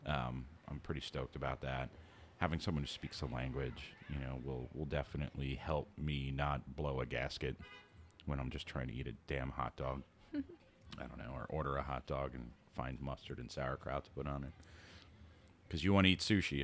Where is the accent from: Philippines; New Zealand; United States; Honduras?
United States; New York City, New York; coming from living and growing up in New York City